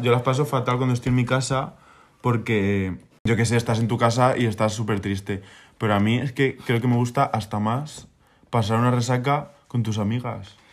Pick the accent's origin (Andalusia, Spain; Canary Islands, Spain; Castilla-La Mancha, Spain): Castilla-La Mancha, Spain; Minaya; moved away; yo estaba en mi pueblo, que es Minaya, en Albacete